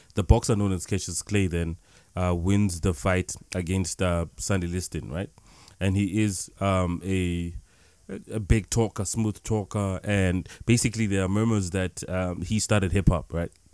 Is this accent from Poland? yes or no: no; South Africa; we come from South Africa